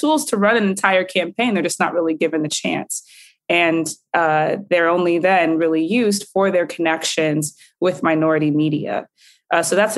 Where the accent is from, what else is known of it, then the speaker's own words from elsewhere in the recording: Florida, United States; in Florida, that's my home state.